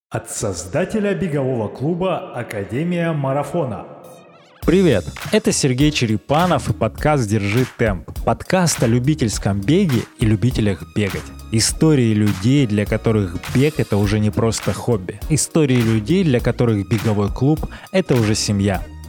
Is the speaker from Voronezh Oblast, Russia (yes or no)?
no; Barnaul, Altai Krai, Russia; я сам из Барнаула